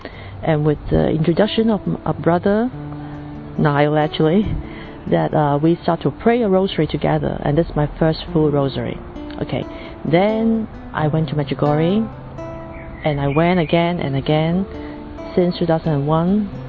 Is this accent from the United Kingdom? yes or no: no; Hong Kong; I'm from Hong Kong.